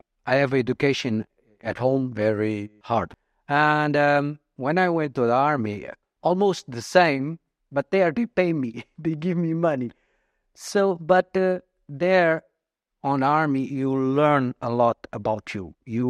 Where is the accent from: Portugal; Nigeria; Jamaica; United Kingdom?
Portugal; moved away as an adult; also born or lived in Mozambique; I'm almost 53 next week and I'm Portuguese. I was born in Mozambique in Africa, but I passed all my life in Portugal. I'm living here for almost 11 years.